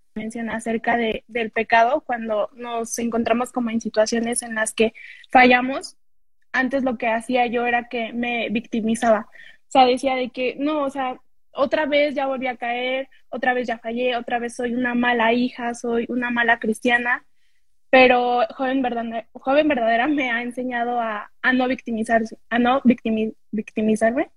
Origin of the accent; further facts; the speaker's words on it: State of Mexico, Mexico; yo soy de, México, del Estado de México, pero estamos como muy cerquitas de Ciudad de México